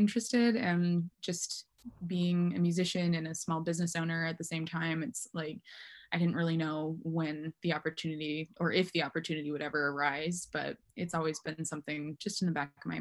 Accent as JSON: {"language": "English", "town": "Mora", "region": "Minnesota", "country": "United States", "tie": "born or raised there", "moved": "as an adult", "lives_now": "Portland, United States", "said": "I grew up in Minnesota"}